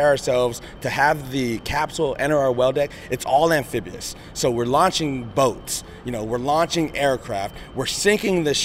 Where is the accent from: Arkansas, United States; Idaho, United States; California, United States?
California, United States; San Diego; I went to Morse High School just down the road from Paradise Hills. So, you know, to be, you know, have the opportunity to lead these young sailors here in my hometown